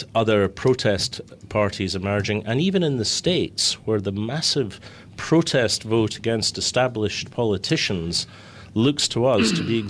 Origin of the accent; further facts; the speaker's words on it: Scotland, United Kingdom; I'm Scot and British too.